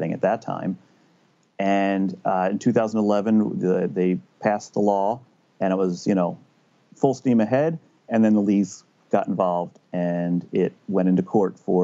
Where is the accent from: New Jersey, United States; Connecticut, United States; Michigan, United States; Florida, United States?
New Jersey, United States; I was born in New Jersey. I've lived here all my life.